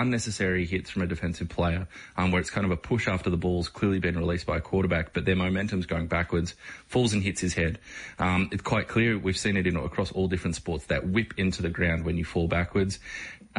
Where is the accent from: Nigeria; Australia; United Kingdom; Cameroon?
Australia; growing up in Australia here, we come from footy codes